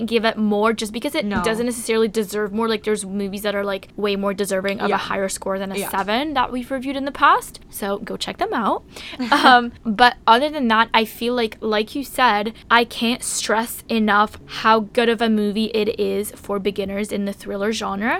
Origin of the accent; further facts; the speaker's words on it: Toronto, Ontario, Canada; We're from Toronto